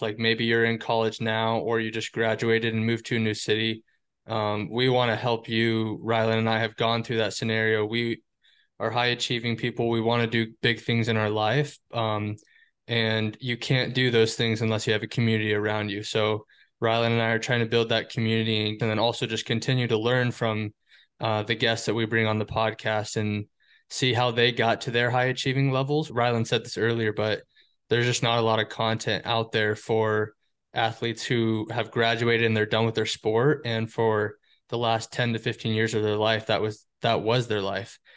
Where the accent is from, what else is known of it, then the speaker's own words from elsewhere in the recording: Windsor, Colorado, United States; moved away as an adult; also born or lived in Fort Collins, Colorado / Buffalo, New York; now in Seattle, United States; I was born in Fort Collins, Colorado, grew up in Windsor